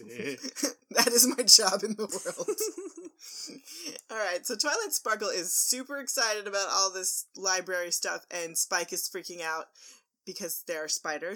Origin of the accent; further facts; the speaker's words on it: Texas, United States; we're from Texas. We eat the meat.